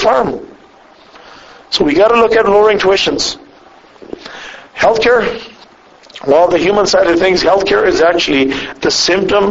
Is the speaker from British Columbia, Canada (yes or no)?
yes; Squamish, British Columbia, Canada; now in Alberta, Canada; I was raised in Squamish, B.C., so I was raised on the coast over there.